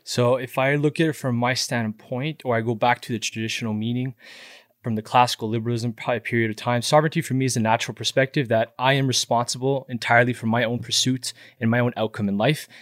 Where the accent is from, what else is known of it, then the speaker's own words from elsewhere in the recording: Montreal, Quebec, Canada; Born and raised in Montreal